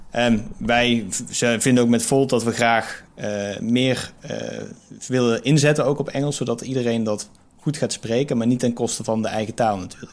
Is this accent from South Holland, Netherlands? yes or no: no; Eindhoven, North Brabant, Netherlands; moved away; also born or lived in Amsterdam; als ik in Eindhoven ben, waar ik dan geboren ben